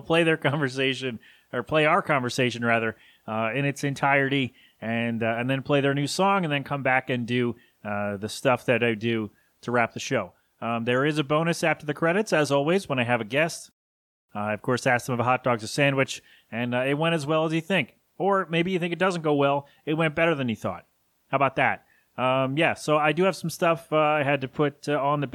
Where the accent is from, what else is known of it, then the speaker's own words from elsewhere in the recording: Philadelphia, Pennsylvania, United States; I'm from Philly.